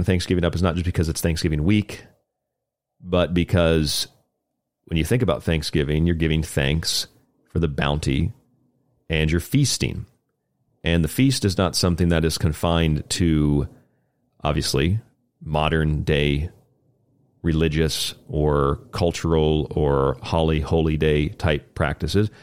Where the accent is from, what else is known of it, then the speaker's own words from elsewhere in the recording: Florida, United States; Saint Augustine, Florida, actually, my home state